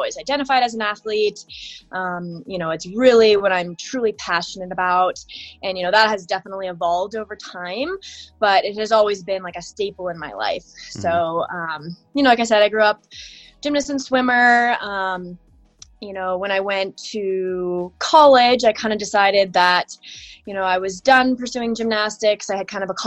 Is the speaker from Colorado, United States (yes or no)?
yes; Lakewood, Colorado, United States; I was born and raised in Lakewood, Colorado